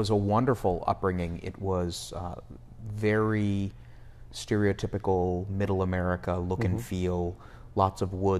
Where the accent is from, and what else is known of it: Poughkeepsie, New York, United States; born or raised there; also born or lived in Endicott, New York / Fishkill, New York